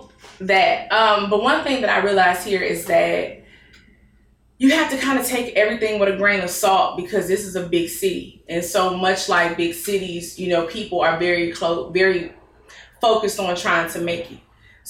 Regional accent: Dallas, Texas, United States; Because growing up in Dallas got strict zoning

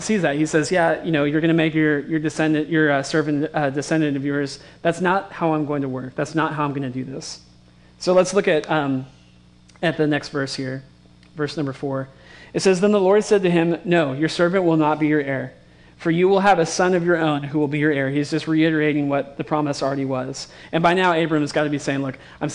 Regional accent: West Coast, United States; I grew up on the West Coast, and I've only been around big cities

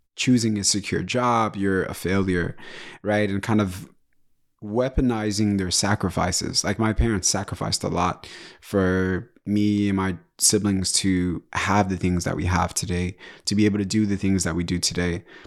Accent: Kinshasa, DR Congo; I was born in Kinshasa, which is the capital of D R Congo, uh, Democratic Republic of Congo.

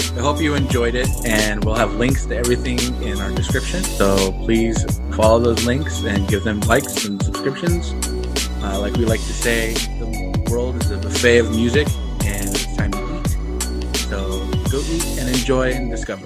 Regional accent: Pocatello, Idaho, United States; moved away as an adult; also born or lived in Louisiana; now in Houston area, United States; my hometown, Pocatello

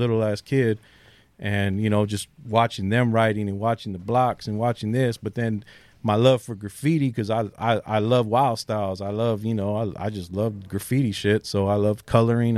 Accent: San Diego, California, United States; also born or lived in South Bay, San Diego / North County, San Diego; I'm from a neighborhood called Shelltown

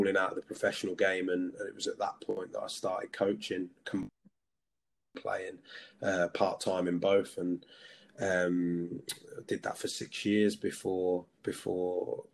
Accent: Peterborough, East of England, United Kingdom; also born or lived in Belfast / Lewisham, London; I'm from Peterborough and I was fortunate enough to play for Peterborough United

